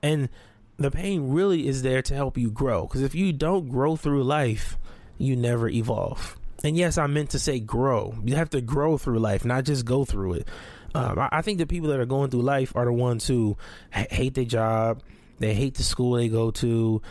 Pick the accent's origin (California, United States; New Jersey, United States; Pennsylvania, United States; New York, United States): California, United States; Compton; also born or lived in Watts, Los Angeles / Long Beach / Carson; I grew up in Watson, Compton, and, and, and Long Beach, Carson